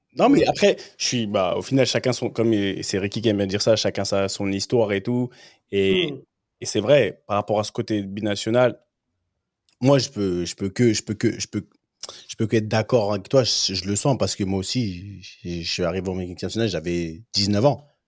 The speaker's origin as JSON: {"language": "French", "country": "Cameroon", "said": "chez nous au Cameroun"}